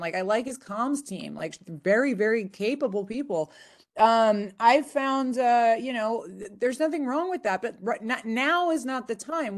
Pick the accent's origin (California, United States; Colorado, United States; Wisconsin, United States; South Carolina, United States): California, United States; also born or lived in Nevada; a home state of California